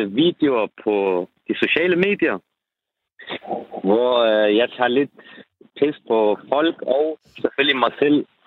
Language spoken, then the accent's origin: Danish; Denmark; for jeg er opvokset her i Danmark.